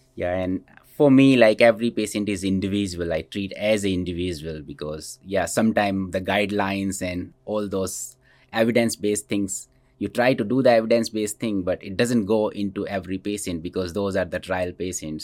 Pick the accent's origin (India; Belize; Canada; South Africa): India; moved away as an adult; also born or lived in Scranton, Pennsylvania; now in Cedar Rapids, United States; So I grew up in, in India and I did my schooling in India